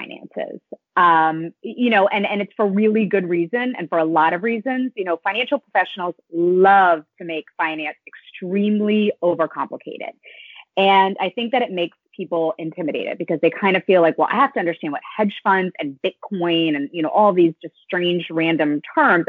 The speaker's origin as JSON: {"language": "English", "region": "North Carolina", "country": "United States", "moved": "yes", "lives_now": "Westchester, United States", "said": "I live in Westchester, New York. I'm from North Carolina"}